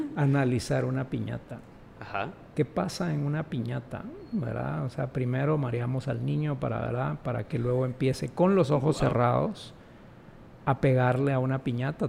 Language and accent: Spanish; Guatemala; also born or lived in London; Yo no nací en Francia, yo no nací en Argentina, yo nací en Guatemala y este es mi entorno